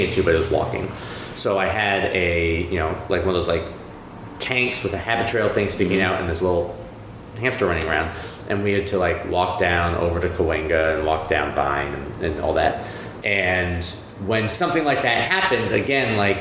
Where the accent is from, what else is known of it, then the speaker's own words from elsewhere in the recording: New England, New Hampshire, United States; I'm from New England.